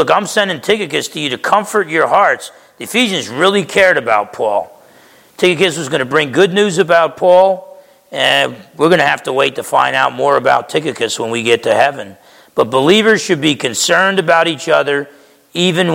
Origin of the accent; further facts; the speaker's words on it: Essex County, New Jersey, United States; I'm from Essex County, New Jersey